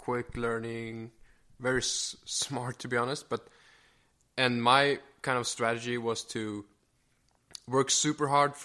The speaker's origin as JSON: {"language": "English", "town": "Falkenberg", "region": "Halland County", "country": "Sweden", "tie": "born or raised there", "moved": "as an adult", "lives_now": "United States", "said": "Born and raised in Sweden"}